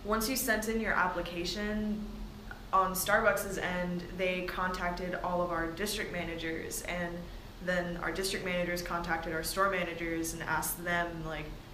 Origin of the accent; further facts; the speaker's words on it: Duluth, Georgia, United States; now in Atlanta, United States; I am born and raised in Georgia. I'm originally technically from Duluth